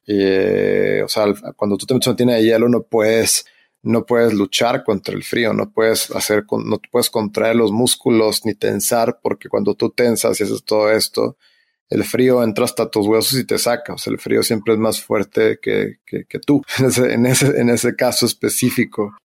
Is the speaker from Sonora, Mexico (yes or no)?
yes; Hermosillo, Sonora, Mexico; moved away; yo que soy de Hermosillo